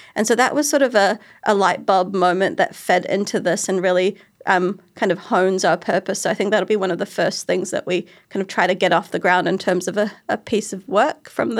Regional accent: New Zealand; A few years ago, I did a piece on being a Kiwi Asian woman in these industries

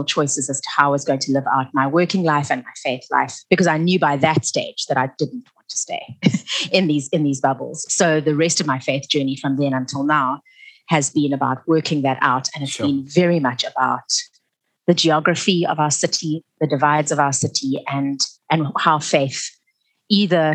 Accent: Cape Town, Western Cape, South Africa; also born or lived in Stellenbosch; I grew up in a whites-only community and neighborhood. It was actually a very isolated one. I lived in Camps Bay

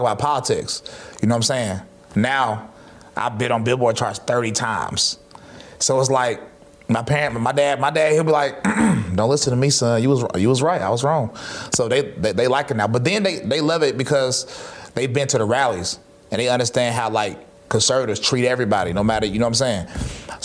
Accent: High Point, North Carolina, United States; I grew up in High Point, North Carolina

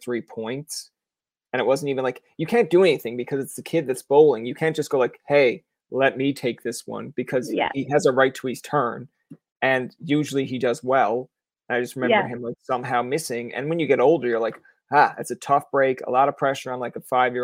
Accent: Newfoundland and Labrador, Canada

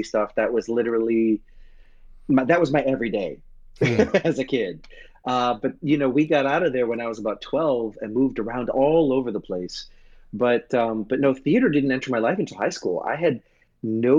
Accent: New York City, New York, United States; I grew up in Brooklyn.

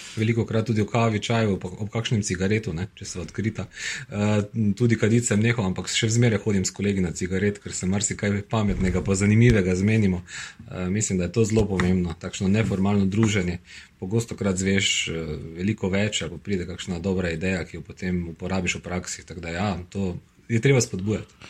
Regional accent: Maribor, Drava, Slovenia; sem rojen Mariborčan

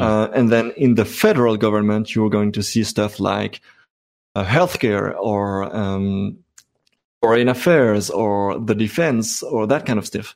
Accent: Brussels, Brussels-Capital Region, Belgium; first language French; English is a second language; I'm from Brussels. I speak both

